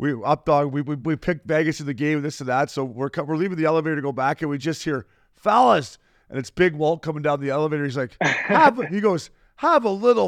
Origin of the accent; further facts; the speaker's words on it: Canada; Canadian guys